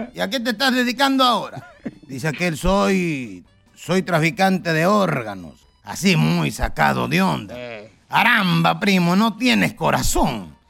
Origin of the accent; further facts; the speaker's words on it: Acapulco, Guerrero, Mexico; allá en mi pueblo, en Acapulco